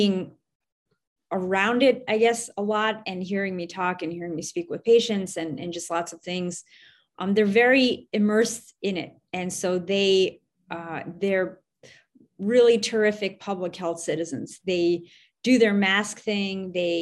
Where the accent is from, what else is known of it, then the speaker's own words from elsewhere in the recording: Westchester County, New York, United States; now in New York City, United States; I grew up in a suburb just outside of New York City in Westchester County